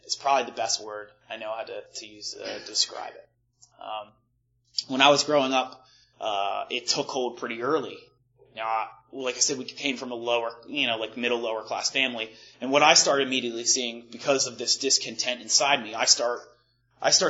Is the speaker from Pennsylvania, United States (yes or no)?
yes; Malvern, Pennsylvania, United States; I grew up outside of Philadelphia, like about 40 minutes west of Philly in a little town called Malvern